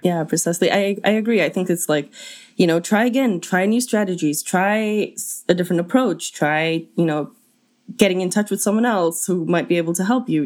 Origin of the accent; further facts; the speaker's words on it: South Africa; as a South African